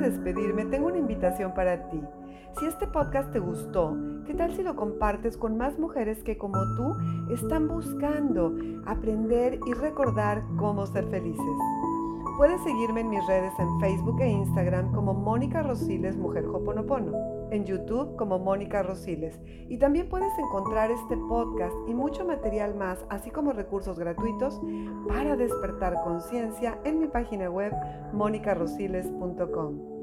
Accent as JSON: {"language": "Spanish", "country": "Mexico", "said": "soy mexicana"}